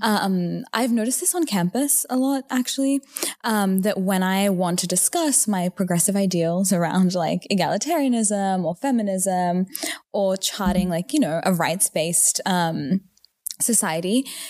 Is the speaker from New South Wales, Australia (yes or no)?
yes; Newcastle, New South Wales, Australia; moved away; also born or lived in Stanford, California; I am from Newcastle, Australia.